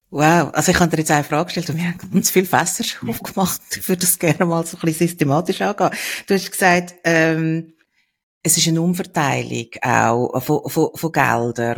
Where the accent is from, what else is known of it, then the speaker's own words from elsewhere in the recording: Switzerland; bei uns in der Schweiz